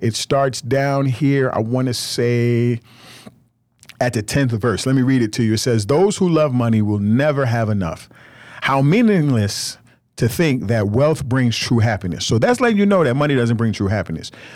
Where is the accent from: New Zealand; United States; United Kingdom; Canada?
United States